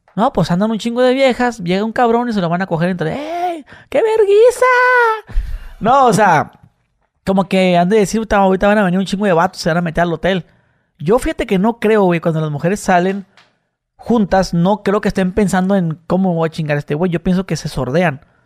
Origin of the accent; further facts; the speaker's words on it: Tijuana, Baja California, Mexico; yo soy acá de, este, de Tijuana